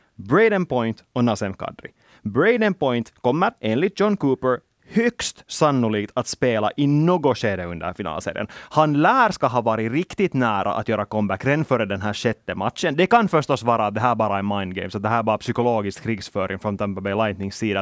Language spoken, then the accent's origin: Swedish; Finland; vi är finländare